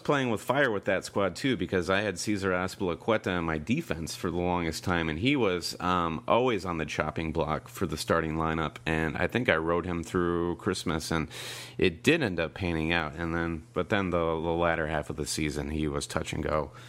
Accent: United States; we're American

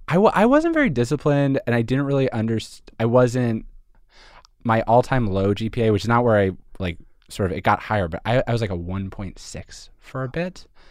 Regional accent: Philadelphia, Pennsylvania, United States; moved away as an adult; also born or lived in Montreal; I'm from Philadelphia, or I'm from suburban Philadelphia, and I went to school in Montreal

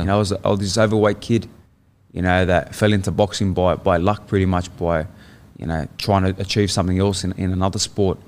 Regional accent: Sydney, New South Wales, Australia; moved away as an adult; born in Sydney. Yeah, born and raised in Sydney

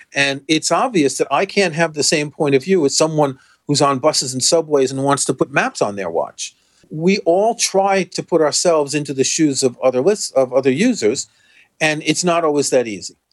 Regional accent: New York City, New York, United States; I grew up in Jamaica Estates

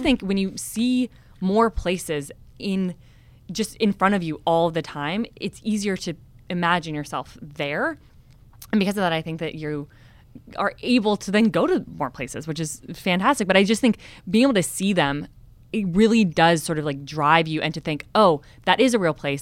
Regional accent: California, United States; I just moved to San Diego 6 months ago and I despite growing up in California

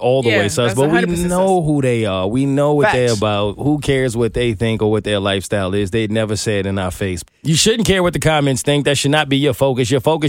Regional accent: New York, United States; I'm from New York

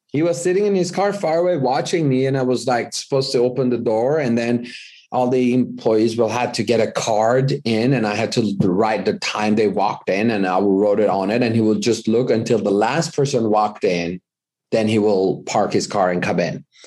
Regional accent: Iran; moved away as an adult; now in United States; I was born in the U S, but I was raised in Iran

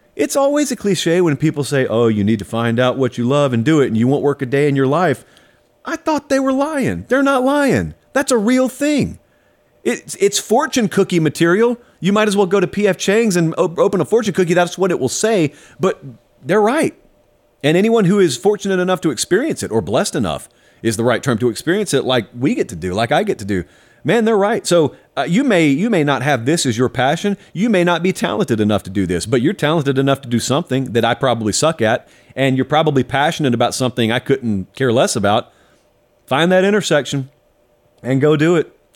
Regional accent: South Georgia, United States; I grew up in South Georgia farming country

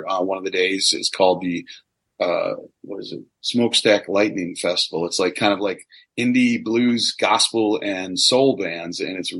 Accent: Midwest, United States; obviously I'm from the Midwest. I have no trouble talking.

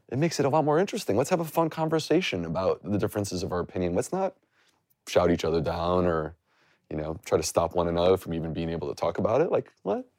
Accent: United States; I grew up, like, ninety minutes from the border

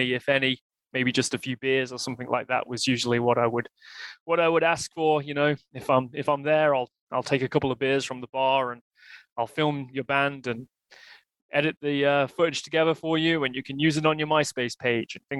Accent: Leicester, East Midlands, United Kingdom; moved away as an adult; now in Canada; I grew up in Leicester in the United Kingdom. I was born there and I lived there until about the age of 31, when I moved here to Canada with my wife and our kid

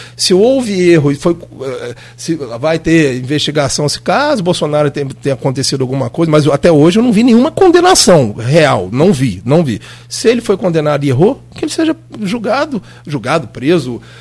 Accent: Brazil; sou brasileiro, gente. Eu moro aqui, meus três filhos moram aqui

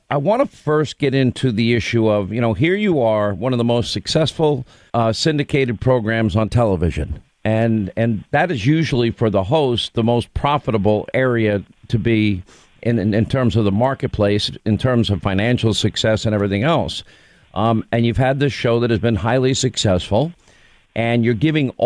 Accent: Long Island, New York, United States; moved away as an adult; also born or lived in Rhode Island / California / Alabama / Georgia; I grew up in Long Island, but I lived 5 years in Rhode Island, 5 years in California, 2 years in Alabama, 4 years in Georgia

